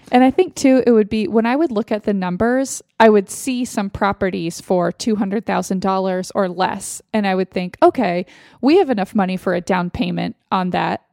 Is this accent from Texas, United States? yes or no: yes; Austin, Texas, United States; moved away; in Austin, in my hometown.